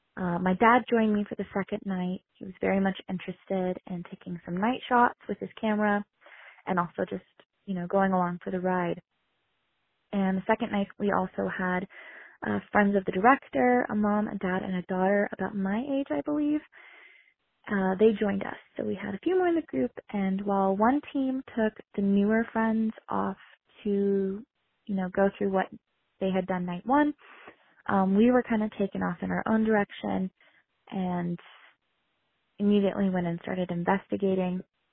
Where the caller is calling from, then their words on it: Bozeman, Montana, United States; I am from Bozeman, Montana, and I want to share my paranormal experience